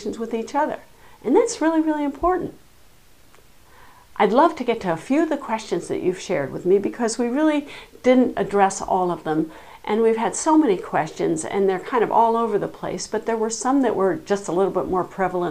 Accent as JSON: {"language": "English", "town": "Nantucket", "region": "Massachusetts", "country": "United States", "said": "I come from Nantucket. We're an island"}